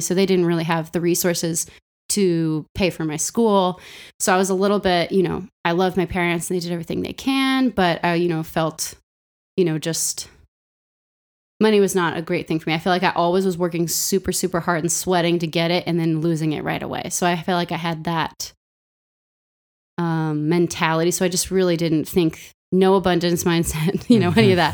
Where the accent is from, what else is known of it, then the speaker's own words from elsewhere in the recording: Los Angeles, California, United States; moved away; I grew up in Los Angeles and I grew up in a musical